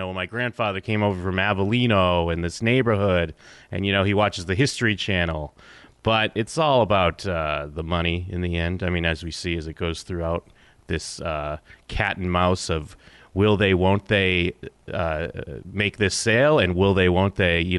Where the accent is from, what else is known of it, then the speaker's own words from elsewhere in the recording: Abington, Massachusetts, United States; I'm from Abington, Mass, next town over.